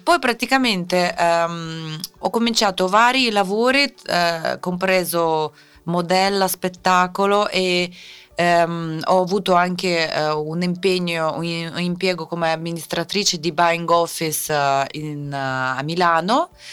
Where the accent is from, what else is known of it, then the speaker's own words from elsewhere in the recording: Siberia, Russia; Italian is a second language; moved away as an adult; now in Italy; sono nata in Siberia